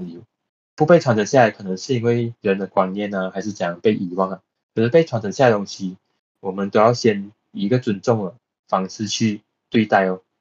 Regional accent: Johor Bahru, Johor, Malaysia; 我出生在 G B

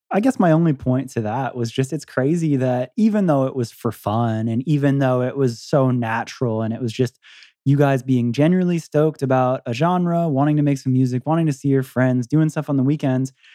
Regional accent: Philadelphia, Pennsylvania, United States; We're we're from Philly and we're in Detroit

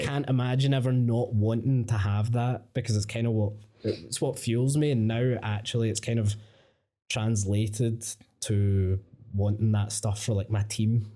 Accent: Coatbridge, Scotland, United Kingdom; I grew up in Cote Bridge, fucking mental place

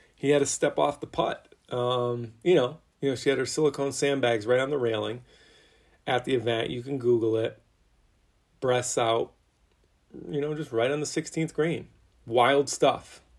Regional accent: a little bit north of Philly, Pennsylvania, United States; I'm from a little bit north of Philly. I'm not gonna say I'm from Philly, but Pennsylvania, northern-ish

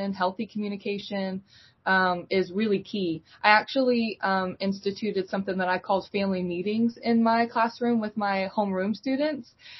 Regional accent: Eastern North Carolina, United States; I'm from Eastern North Carolina

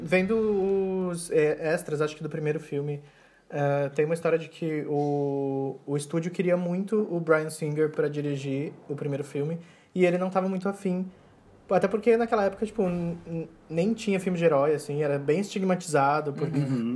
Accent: Cascavel, Paraná, Brazil; moved away; Cascavel, que é a minha cidade natal

